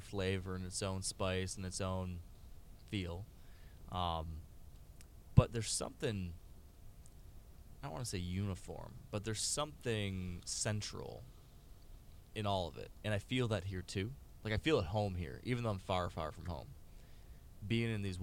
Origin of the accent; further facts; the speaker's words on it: the North, United States; accent: northern; my northern accent